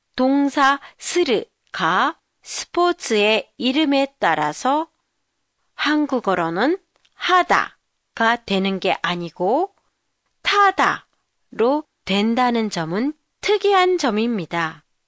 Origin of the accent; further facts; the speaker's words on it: Jeju Island, South Korea; now in Tokyo, Japan; 제 고향 제주도는 눈이 그다지 많이 오지 않는 곳인데도